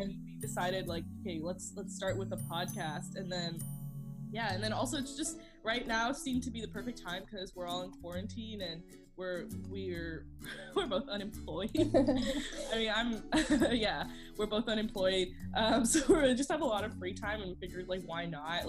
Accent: Chennai, Tamil Nadu, India; we're actually both from the same city. We're both from Chennai

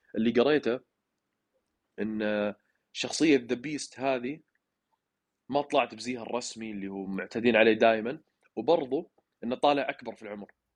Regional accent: Saudi Arabia; لنا كعرب او كسعوديين

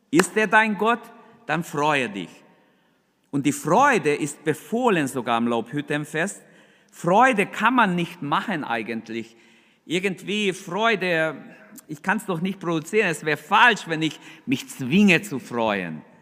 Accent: Germany; Wir als Deutsche, wir denken ganz anders.

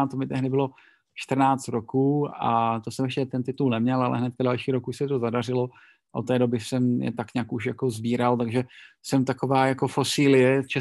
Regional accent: Brno, South Moravian Region, Czechia; jsem Brňák a v Brně máme velodrom, takový ten starý, tu čtyřstovku dlouhou betonovou

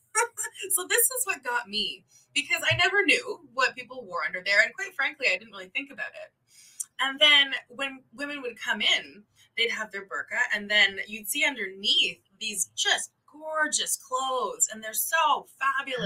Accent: Canada; moved away; I'm Canadian

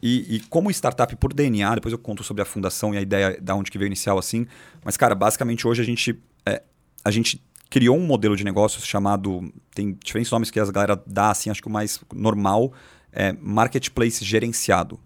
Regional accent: São Paulo, Brazil; São Paulo, capital, nascido e crescido aqui, aqui do lado

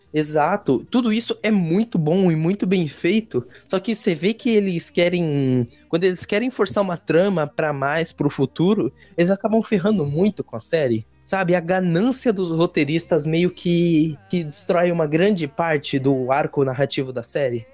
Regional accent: São Paulo, Brazil; also born or lived in Pernambuco; eu sou pernambucano, mas eu vivi minha vida inteira aqui em, em São Paulo, nesse bairro

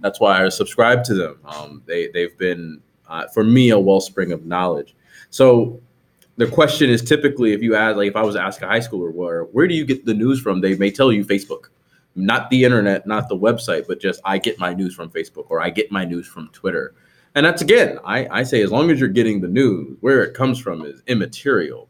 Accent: New Jersey, United States; I grew up in New Jersey

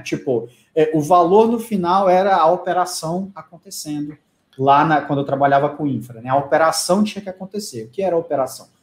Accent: Palmas, Tocantins, Brazil; moved away; eu sou de Palmas do Tocantins

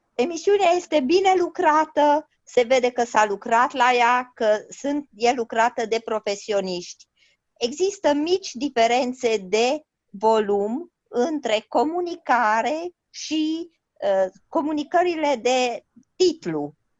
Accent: Romania; now in London, United Kingdom; noi suntem români și rămânem români, indiferent unde suntem

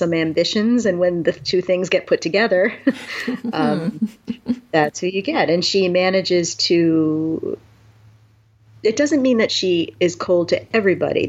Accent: New York, United States; I'm from New York

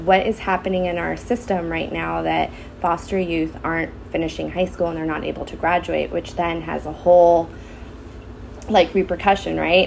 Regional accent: Santa Clarita, California, United States; I grew up in the Santa Clarita Valley, went to Hart High School

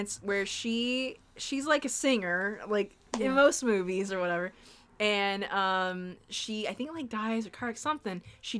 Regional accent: Anaheim, California, United States; And I'm from Anaheim. Area. My hometown's Anaheim, so it's real close.

